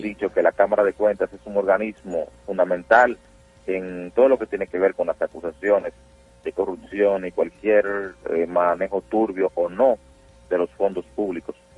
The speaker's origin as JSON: {"language": "Spanish", "country": "Dominican Republic", "said": "nosotros como dominicanos"}